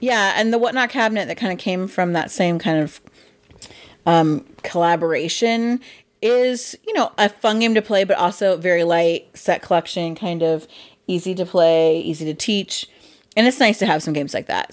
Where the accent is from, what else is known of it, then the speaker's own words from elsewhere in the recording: Midwest, United States; I'm from the Midwest